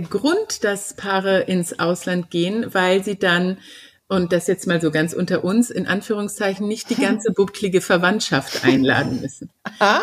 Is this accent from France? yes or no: no; Germany; bei uns in Deutschland